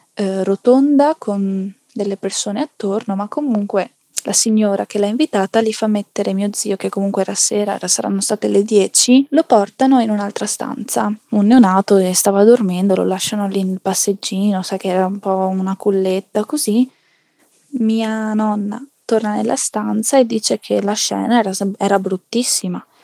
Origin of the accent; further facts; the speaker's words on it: Naples, Campania, Italy; now in Province of Venice, Italy; abito in provincia di Venezia, anche se eh, di famiglia anche io eh, sono nata mm, a Napoli, in Campania